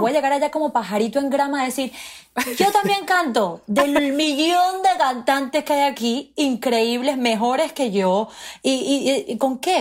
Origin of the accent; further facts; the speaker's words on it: Margarita Island, Nueva Esparta, Venezuela; first language Spanish; moved away as an adult; now in New York, United States; somos muy afortunados de haber crecido en un lugar tan precioso